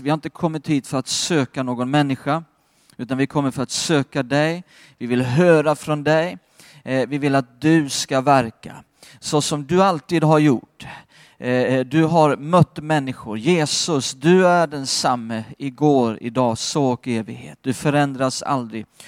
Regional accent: Skåne, Sweden; Jag har vuxit upp i Skåne

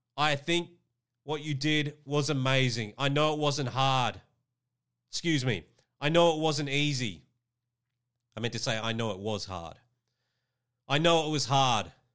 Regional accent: Australia; Queensland is a state here in my home country of Australia

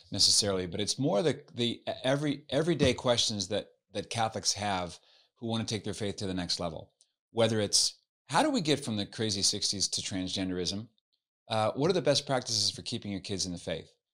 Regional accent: Halifax, Nova Scotia, Canada; now in United States; I was, uh, born and raised in Halifax, Nova Scotia on the East Coast

